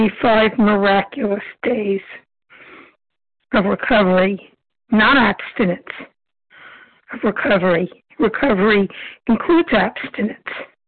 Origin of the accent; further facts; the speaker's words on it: Brooklyn, New York, United States; Brooklyn, New York.